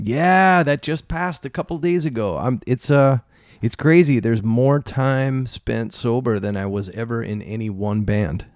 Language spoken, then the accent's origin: English; Philadelphia, Pennsylvania, United States; born and raised in Philly, um, in a little neighborhood named Roxborough